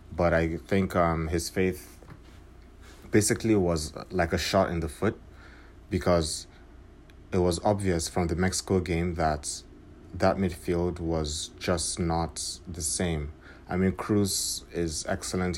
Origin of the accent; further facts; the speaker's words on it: Nigeria; being a Nigerian, I was rooting for my country